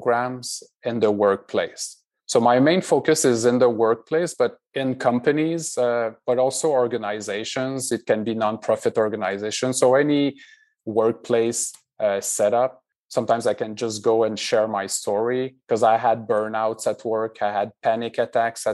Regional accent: Quebec City, Quebec, Canada; moved away as an adult; also born or lived in Montreal / Boston; now in Redwood City, United States; born and raised in Quebec

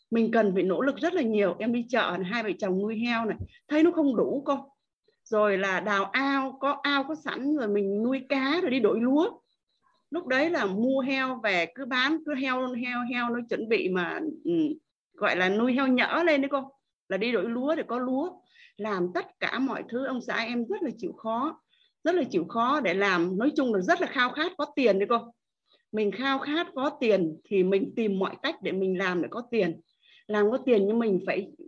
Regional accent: Thanh Hóa, Vietnam; vùng quê em là ở Thanh Hóa vùng uh, miền Trung với cô quanh năm mưa gió bão lũ một năm chỉ có hai vụ thôi

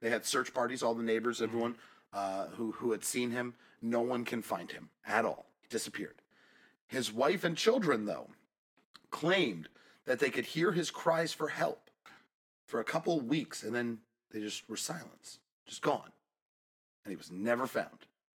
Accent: Florida, United States; I'm from Florida.

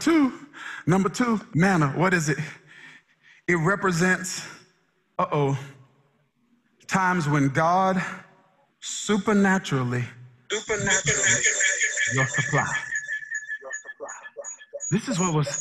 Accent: Mississippi, United States; moved away; I'm originally from Mississippi, some kind of country.

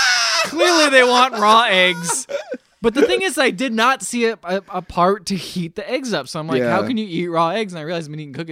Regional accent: United States; As an American

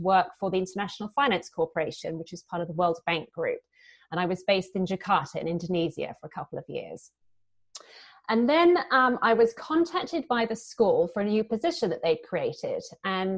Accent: United Kingdom; accent: British; moved away; also born or lived in London / Paris / Singapore; as you can probably hear from my accent, I'm British.

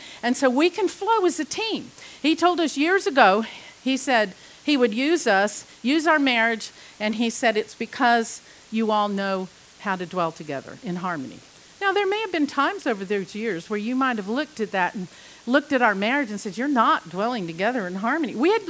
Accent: England, United Kingdom; I was raised on them. I was raised several years in England, and salt and vinegar was just like, oh yes.

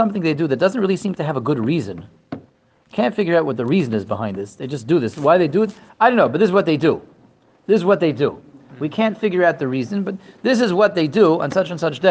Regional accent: Denver, Colorado, United States; moved away; also born or lived in Israel; I grew up in Denver, Colorado, and then we spent about 20 years, spent exactly 20 years in Eretz Yisrael

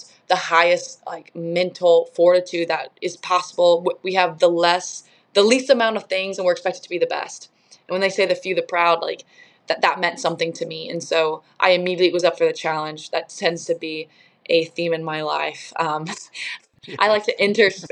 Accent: Indiana, United States; moved away as an adult; also born or lived in Washington, D.C.; I grew up in Indiana

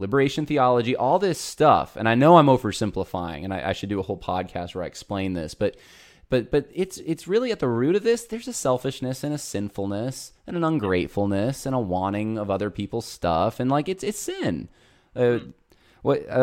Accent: Northeast, United States; moved away; I came from growing up in the Northeast, where it's pretty godless. I went to college up there

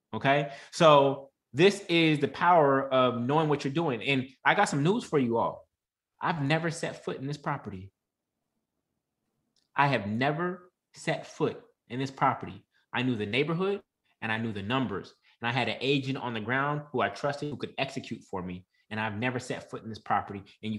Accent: Oakland, California, United States; Then you invest where you're from. I'm from Oakland, so I bought in Oakland.

